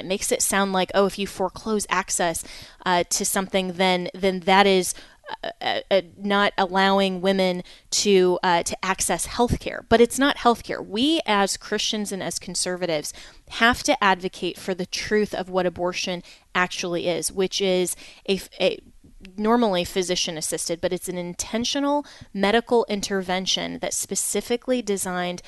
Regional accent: Colorado, United States; My home state of Colorado

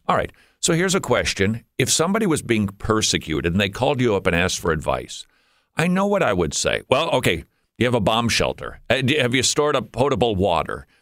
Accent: Minnesota, United States; moved away as an adult; We moved from above the Mason Dixon line about twelve years ago. We're from Minnesota

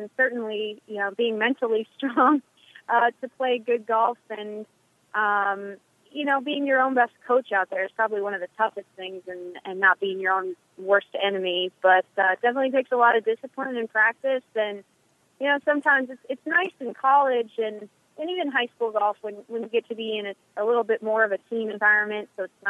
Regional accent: Eagan, Minnesota, United States; moved away; I'm from Eagan. I went to Minnehaha, it's a private Christian school for high school.

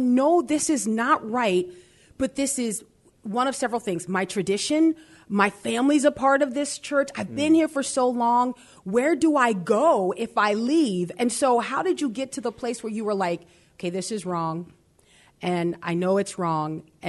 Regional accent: New Orleans, Louisiana, United States; Do you know we're from New Orleans?

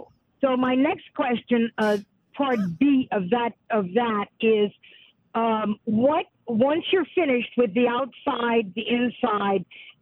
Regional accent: St. Martinville, Louisiana, United States; St. Martinville.

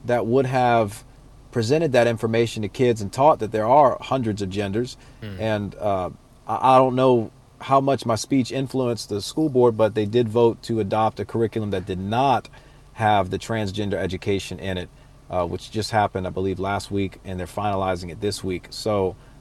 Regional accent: Louisiana, United States; I'm from Louisiana.

